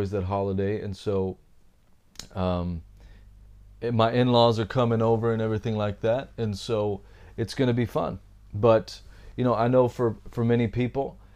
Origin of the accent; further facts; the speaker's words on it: Texas, United States; I come from Texas